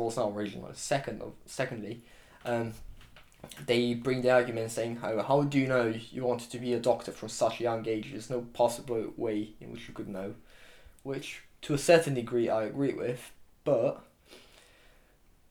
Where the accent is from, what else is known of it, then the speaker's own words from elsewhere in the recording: Romania; also born or lived in Exeter, United Kingdom; now in United Kingdom; I'm from Romania